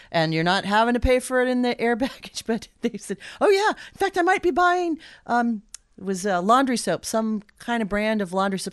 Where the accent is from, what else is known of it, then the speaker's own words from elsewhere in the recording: Anchorage, Alaska, United States; moved away as an adult; now in Juneau, United States; I grew up in Anchorage